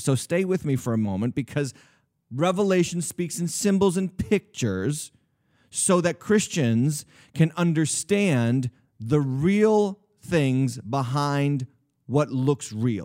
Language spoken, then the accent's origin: English; New England, United States; I was raised in the New England area.